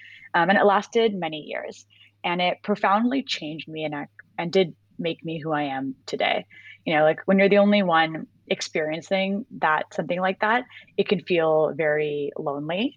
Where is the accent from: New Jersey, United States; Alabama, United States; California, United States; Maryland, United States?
California, United States; Bay Area; moved away as an adult; grew up in the Bay Area in California. I wasn't born there, but I spent most of my life there